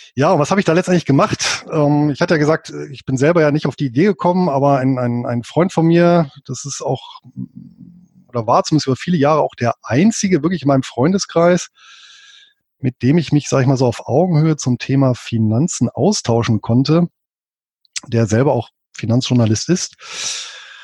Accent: Bonn, North Rhine-Westphalia, Germany; moved away as an adult; now in Southern Lower Saxony, Germany; Ich bin hier in Deutschland, in Bonn geboren

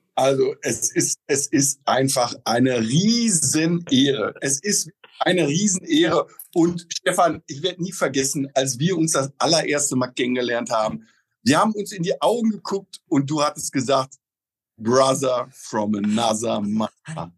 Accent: Oelde, North Rhine-Westphalia, Germany; now in Potsdam, Germany; Ich selber komme gebürtig aus Oelde. Das ist so ein kleiner Ort zwischen Münster und Bielefeld.

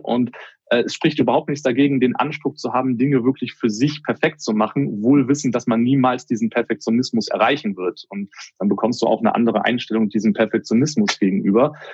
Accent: Germany; bei uns in Deutschland

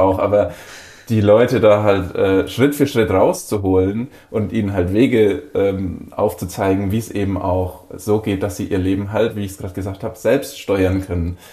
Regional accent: Bavaria, Germany; moved away; in meiner Heimat in Bayern

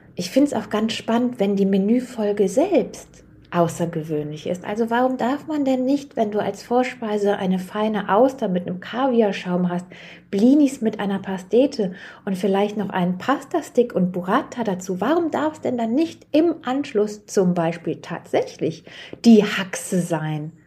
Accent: Germany; für uns als Deutsche

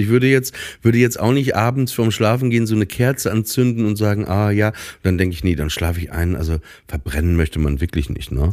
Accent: Papenburg, Lower Saxony, Germany; moved away as an adult; ich komme ja aus Papenburg

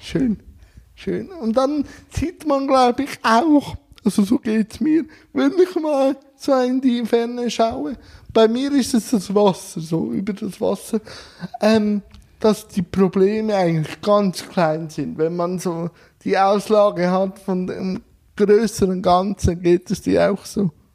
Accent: Switzerland; Ich als Schweizer

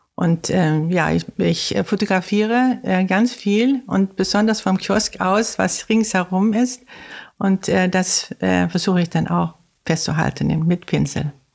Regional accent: Sweden; German is a second language; moved away as an adult; also born or lived in Gothenburg, Sweden; now in Heikendorf, Germany; ich komme aus Schweden ursprünglich, lebe aber schon seit 52 Jahren hier und sehr gerne.

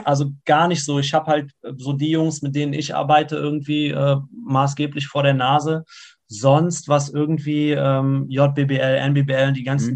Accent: Siegen, North Rhine-Westphalia, Germany; ich bin ja in Siegen geboren und in Siegen gibt es eigentlich nur Berge

